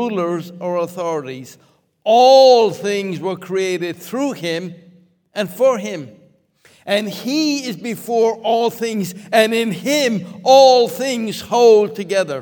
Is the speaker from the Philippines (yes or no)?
no; Limerick, Munster, Ireland; moved away; Many years ago, I was growing up in Limerick, Ireland.